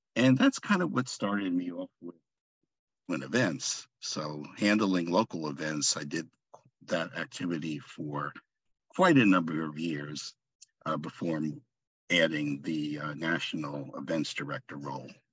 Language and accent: English; Long Island, New York, United States; now in Laguna Hills, United States; I'm originally from Long Island, New York oh. and currently reside in Southern California, Laguna Hills